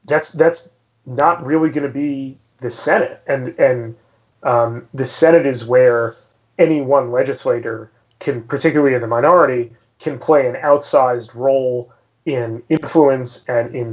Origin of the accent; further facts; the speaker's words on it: New York, United States; my home state of New York